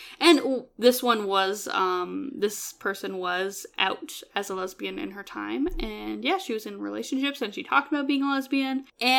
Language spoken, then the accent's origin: English; Canada; I'm Canadian.